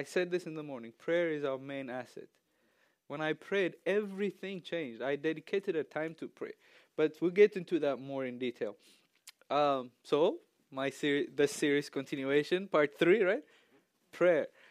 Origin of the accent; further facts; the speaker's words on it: Ethiopia; English is a second language; moved away as an adult; now in United States; I'm from Ethiopia